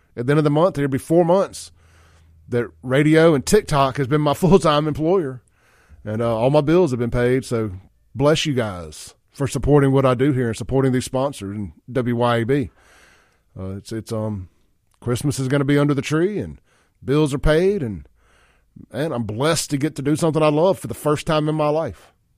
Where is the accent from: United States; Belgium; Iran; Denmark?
United States; Mississippi; I'm from Mississippi